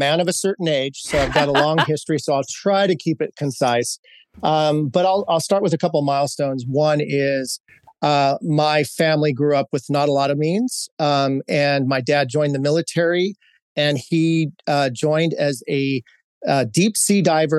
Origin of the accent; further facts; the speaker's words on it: Hawaii, United States; moved away as an adult; also born or lived in Seattle, Washington; I was in Hawaii. So I grew up in a Pacific Asian Islander community. I am Hispanic. I am Native American. My mom was Irish and Norwegian.